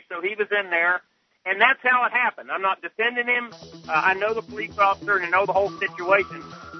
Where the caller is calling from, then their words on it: Charleston, West Virginia, United States; I'm calling from Charleston, West Virginia.